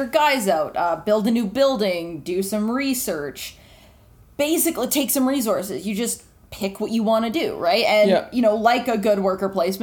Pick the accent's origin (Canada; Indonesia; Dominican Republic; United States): Canada; we're all Canadian.